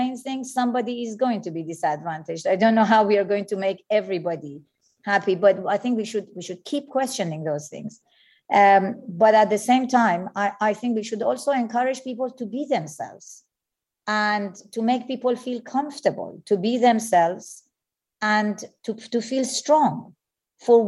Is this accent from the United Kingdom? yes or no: no; Iran; moved away; I was born in Iran